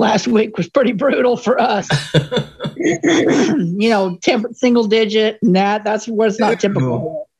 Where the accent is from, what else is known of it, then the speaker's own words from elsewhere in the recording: Oklahoma, United States; I'm from Oklahoma.